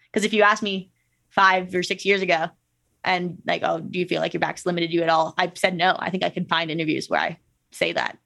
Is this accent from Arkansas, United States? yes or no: no; Minnesota, United States; moved away as an adult; now in Salt Lake City, United States; growing up in Minnesota